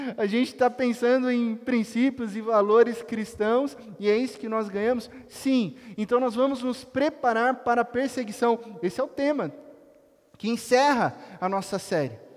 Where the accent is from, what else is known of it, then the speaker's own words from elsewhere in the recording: Itapetininga, São Paulo, Brazil; a grande Itapetininga, cidade onde onde eu nasci